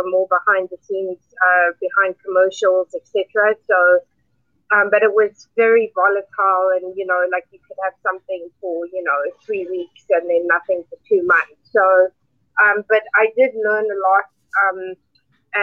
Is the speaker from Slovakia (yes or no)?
no; South Africa; also born or lived in Cape Town; I grew up in South Africa, which you may or may not know. Grew up in a very diverse culture, in South Africa